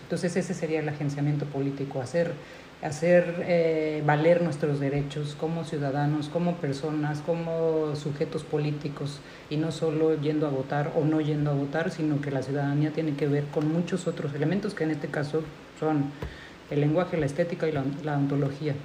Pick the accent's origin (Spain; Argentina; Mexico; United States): Mexico; first language Spanish; nosotros en México